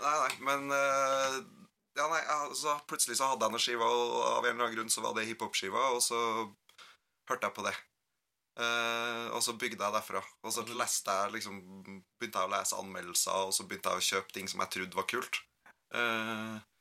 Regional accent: Gauldal, Trøndelag, Norway; moved away; Gølfossen er et stryk i elva Gaula som renner forbi det tettstedet der jeg kommer fra.

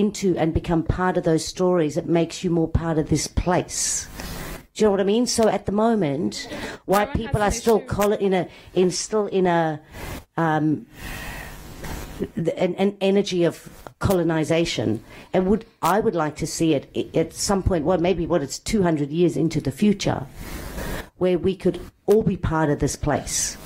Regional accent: South Africa; now in Australia; I'm a Greek woman born and raised in South Africa and now live in Australia.

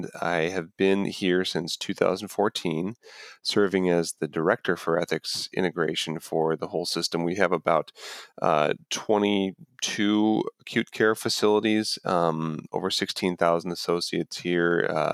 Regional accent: Grand Rapids, Michigan, United States; I grew up in the West Michigan, Grand Rapids area

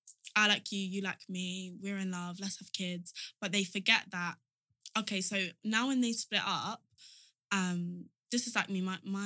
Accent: Nigeria; If somebody asked me where I was from, I would say I'm Nigerian.

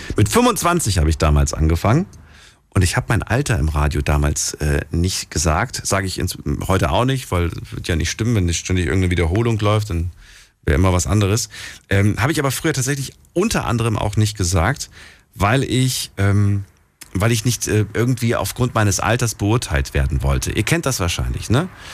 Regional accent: Thuringia, Germany; von meinem Geburtsort in Thüringen

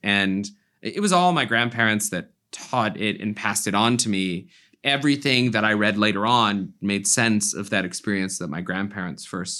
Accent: Florida, United States; So I grew up in South Florida, and my grandmother began to drag me and my brother to the 7 a.m. Mass at our very old parish.

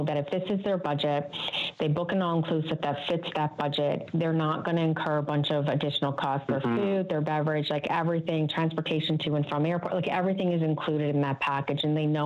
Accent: Newfoundland and Labrador, Canada; we're all familiar from Newfoundland

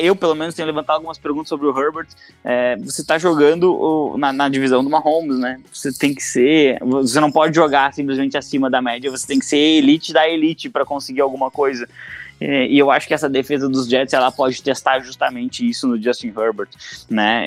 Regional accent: Brazil; nós, como brasileiros

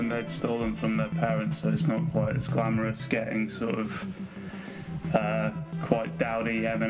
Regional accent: Nuneaton, West Midlands, United Kingdom; I'm not from Reading. I was born in Nuneaton

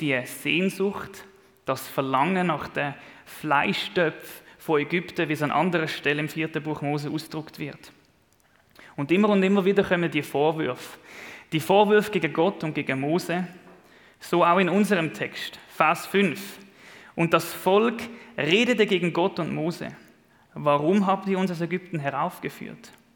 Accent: Switzerland; als Schweizer

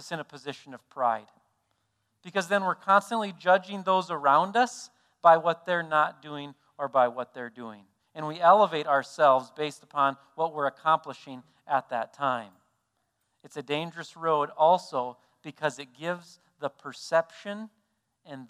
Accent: South Dakota, United States; we're from South Dakota

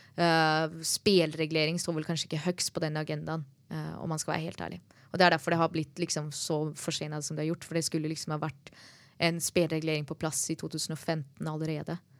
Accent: Norway; jeg som nordmann

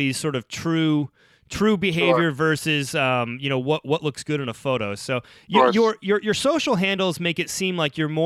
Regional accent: Ohio, United States; now in Chicago, United States; I'm a northern kid, grew up in Ohio, live in Chicago

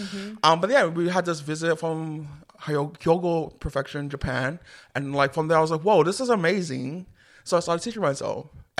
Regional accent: Sydney, New South Wales, Australia; I was born and raised in Sydney, Australia.

